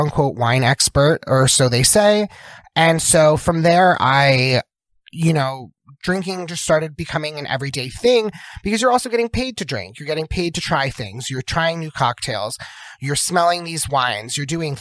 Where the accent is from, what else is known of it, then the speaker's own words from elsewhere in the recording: Jersey Shore, New Jersey, United States; moved away as an adult; also born or lived in Philadelphia, United States; I'm from the Jersey Shore